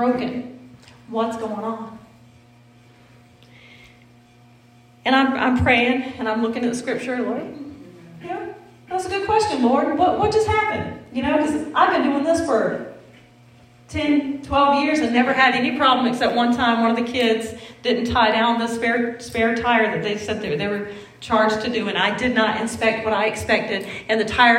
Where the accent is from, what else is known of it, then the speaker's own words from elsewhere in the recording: the South, United States; accent: southern; that's my southern accent